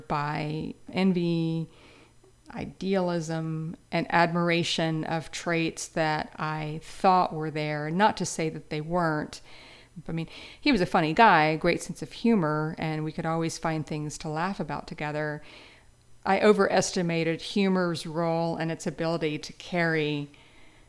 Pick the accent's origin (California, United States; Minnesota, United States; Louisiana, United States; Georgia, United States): Louisiana, United States; I grew up in Louisiana